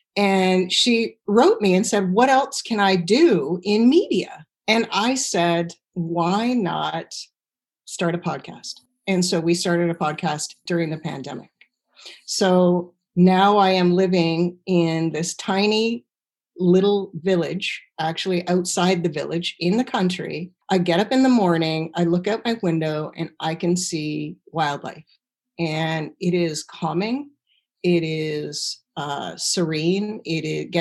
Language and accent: English; Stratford, Ontario, Canada; moved away as an adult; I grew up in Stratford, Ontario, which is the home of the Shakespearean Festival